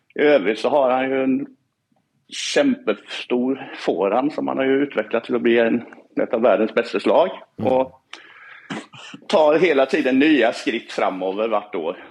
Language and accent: Norwegian; Sweden; jeg er oppvekst som svensk